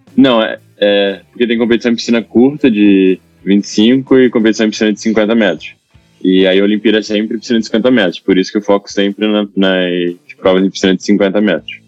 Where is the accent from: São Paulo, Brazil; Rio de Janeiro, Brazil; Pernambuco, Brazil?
Rio de Janeiro, Brazil; Itaguaí; eu sou de Itaguaí, aqui do Rio, né? Eu comecei a nadar lá.